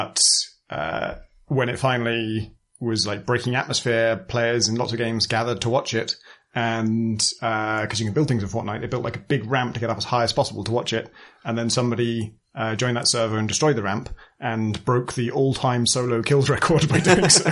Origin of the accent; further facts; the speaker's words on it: United Kingdom; because we're British